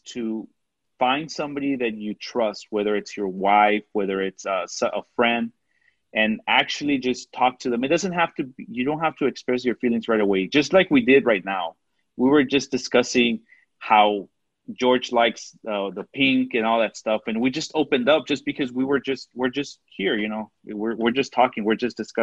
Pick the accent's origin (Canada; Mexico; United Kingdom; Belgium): Mexico; accent: Mexican; Sometimes my Mexican accent comes out.